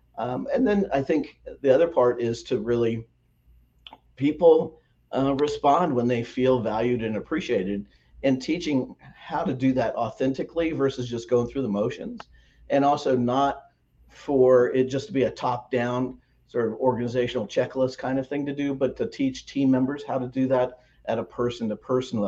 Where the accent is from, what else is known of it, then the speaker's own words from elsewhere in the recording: Midwest, United States; It's in my part of the country, I'm from the Midwest, and we have black walnut trees